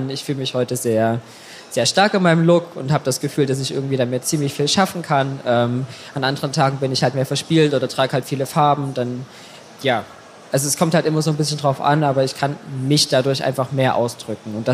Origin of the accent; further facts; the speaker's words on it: Saxony, Germany; Mein Ausgleich ist meine Heimat. Also ich komme aus Sachsen und habe da noch ganz, ganz viele Freunde und natürlich Familie.